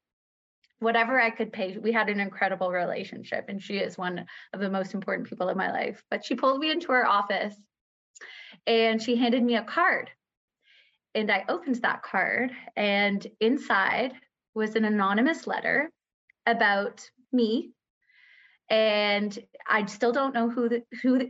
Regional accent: Scarborough, Ontario, Canada; I'm from Scarborough, Ontario, an only child to two incredible parents

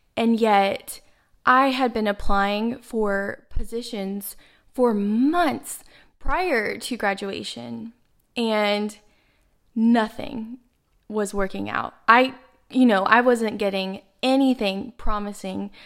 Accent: Dallas, Texas, United States; now in Miami, United States; I'm from Dallas, Texas, but I'm currently based out of Miami, Florida

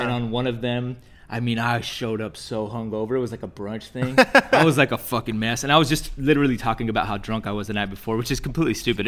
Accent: Texas, United States; now in California, United States; we're both from Texas

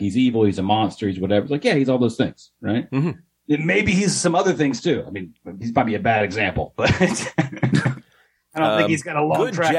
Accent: the South, United States; I was from the South

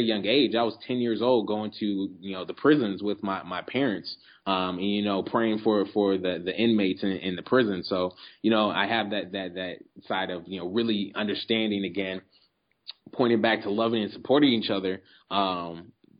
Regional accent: Omaha, Nebraska, United States; I was born in the Midwest, Omaha, Nebraska

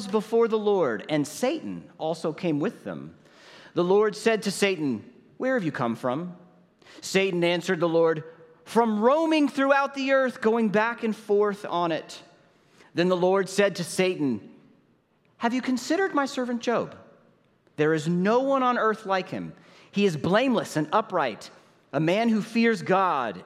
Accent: St. Louis, Missouri, United States; My wife Nicole is here with me, and we're from St. Louis, Missouri

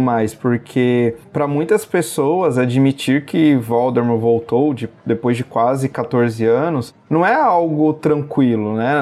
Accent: Brazil; nós, enquanto brasileiros

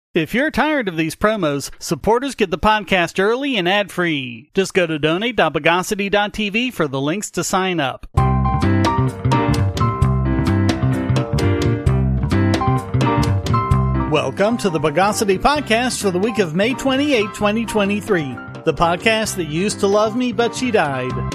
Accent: North Carolina, United States; moved away; My home state of North Carolina

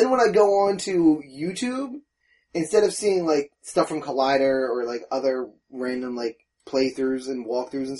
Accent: New Jersey, United States; also born or lived in Pennsylvania / Delaware; I'm from Jersey, right near Pennsylvania.

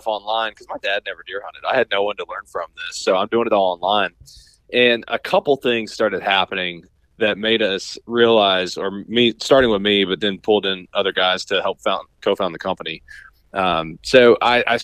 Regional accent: Southeastern Kentucky, United States; I grew up in Southeastern Kentucky

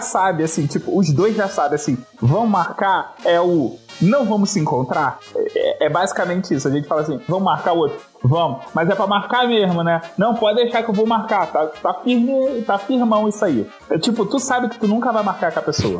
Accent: Rio de Janeiro, Brazil; eu sou carioca

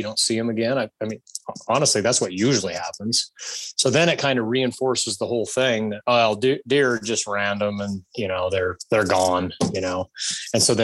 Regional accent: Idaho, United States; my home state of Idaho

